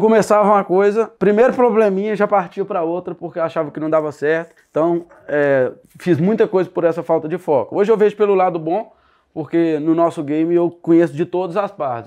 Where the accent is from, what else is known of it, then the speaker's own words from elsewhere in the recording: Sete Lagoas, Minas Gerais, Brazil; eu nasci em Sete Lagoas, aqui perto de Belo Horizonte